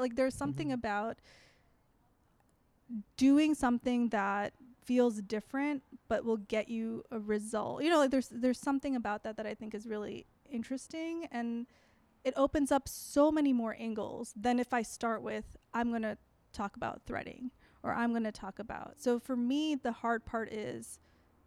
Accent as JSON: {"language": "English", "town": "Chicago", "region": "Illinois", "country": "United States", "tie": "born or raised there", "said": "growing up in Chicago"}